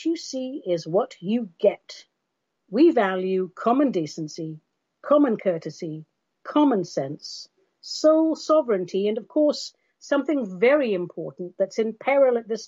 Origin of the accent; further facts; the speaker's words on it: London, United Kingdom; I'm from London and all of that, but our race ancestry is Armenian